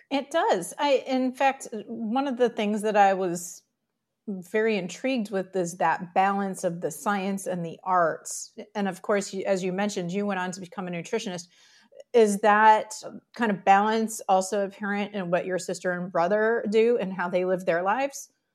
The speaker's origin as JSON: {"language": "English", "town": "Detroit", "region": "Michigan", "country": "United States", "tie": "born or raised there", "said": "I grew up in the Detroit area"}